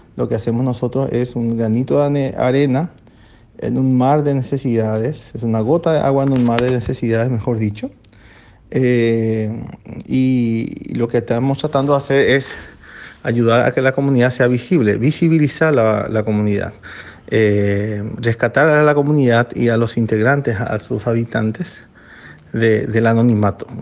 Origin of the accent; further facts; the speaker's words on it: Carapeguá, Paraguarí, Paraguay; en mi pueblo, en mi ciudad, eh, que se llama Carapegua, que da 83 kilómetros de Asunción